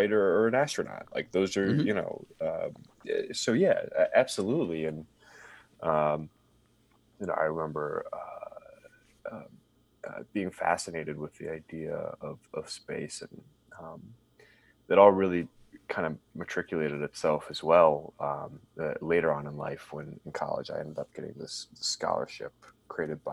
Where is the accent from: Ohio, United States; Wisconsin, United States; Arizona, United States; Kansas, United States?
Ohio, United States; Cincinnati; I grew up in Cincinnati, Ohio. So I'm a Midwest guy